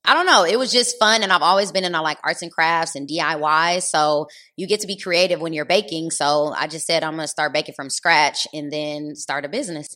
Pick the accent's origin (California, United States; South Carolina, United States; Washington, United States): California, United States; Los Angeles; I grew up in L